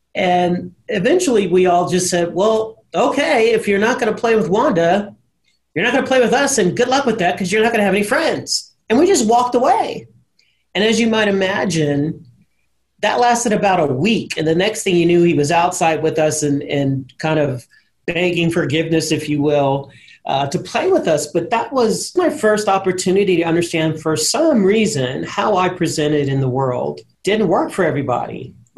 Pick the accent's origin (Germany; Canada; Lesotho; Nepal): Germany; And even growing up in Germany, I never felt discriminated against or different. I knew I was a U.S. citizen. I knew I presented differently.